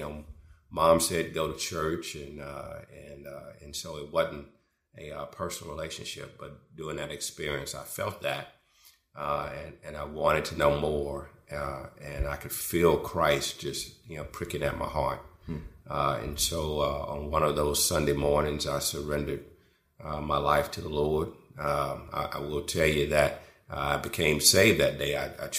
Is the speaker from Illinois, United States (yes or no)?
no; Houston, Texas, United States; I grew up in Houston, Texas, and I didn't grow up primarily in a Christian home